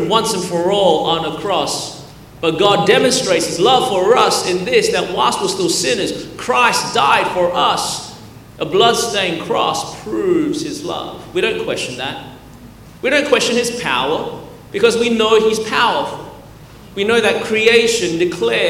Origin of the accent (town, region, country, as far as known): Melbourne, Victoria, Australia; born or raised there; now in Anderson, United States